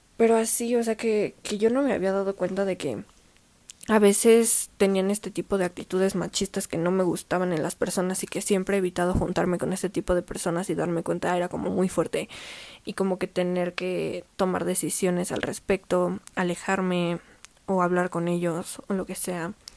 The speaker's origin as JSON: {"language": "Spanish", "country": "Mexico", "said": "yo como mujer mexicana"}